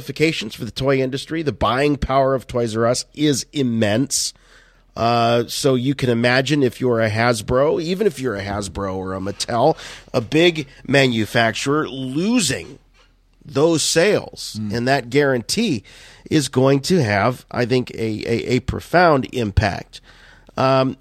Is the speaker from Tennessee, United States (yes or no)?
no; Canton, Ohio, United States; my hometown here in Canton, Ohio